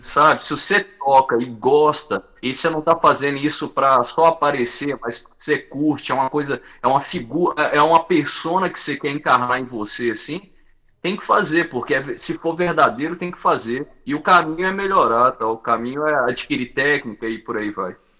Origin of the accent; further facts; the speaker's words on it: Várzea da Palma, Minas Gerais, Brazil; Eu sou do norte de Minas.